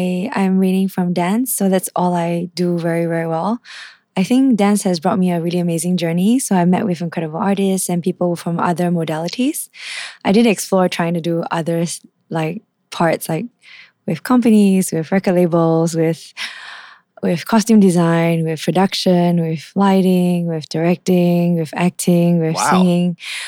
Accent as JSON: {"language": "English", "country": "Indonesia", "tie": "born or raised there", "also_born_or_lived": "Japan", "said": "So I grew up traveling with my parents, like to Jakarta. I was brought up in Indonesia as well."}